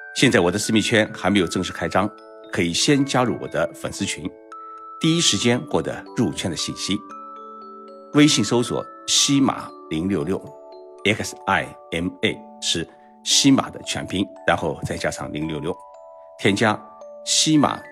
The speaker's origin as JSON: {"language": "Chinese", "country": "China", "said": "我们中国人"}